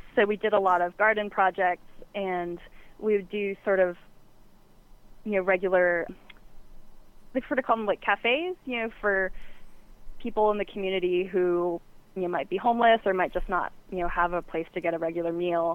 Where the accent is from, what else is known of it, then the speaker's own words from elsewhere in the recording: the South, United States; moved away; I'm from the South originally